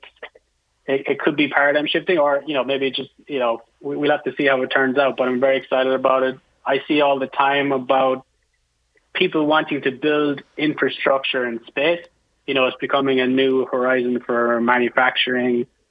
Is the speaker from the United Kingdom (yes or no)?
no; Ireland; now in United States; I'm from Ireland